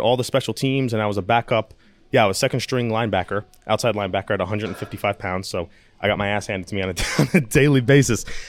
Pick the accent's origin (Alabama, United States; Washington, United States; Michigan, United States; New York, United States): New York, United States; born or raised there